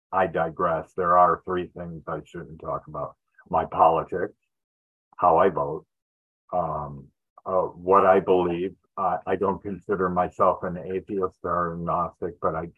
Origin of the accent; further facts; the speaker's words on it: Detroit, Michigan, United States; also born or lived in Los Angeles, California; now in Yuba City, United States; I grew up in Detroit, Michigan